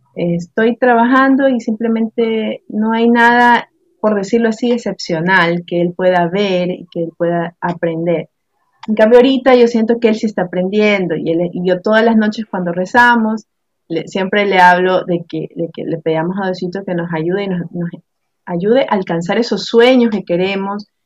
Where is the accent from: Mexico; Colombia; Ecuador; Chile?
Ecuador; Guayaquil, Guayas; yo soy de aquí de Guayaquil, Ecuador